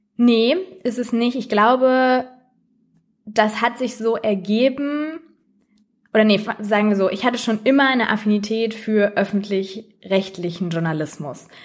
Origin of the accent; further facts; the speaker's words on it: near Recklinghausen, North Rhine-Westphalia, Germany; in Recklinghausen, äh, direkt bei meiner Heimatstadt